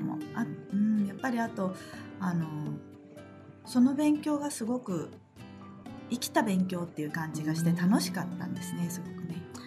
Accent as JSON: {"language": "Japanese", "country": "Japan", "tie": "born or raised there", "said": "私は日本で育ったもんですから"}